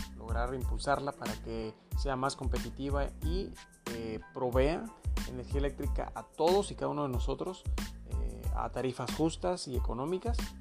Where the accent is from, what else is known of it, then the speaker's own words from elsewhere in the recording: Mexico; como mexicanos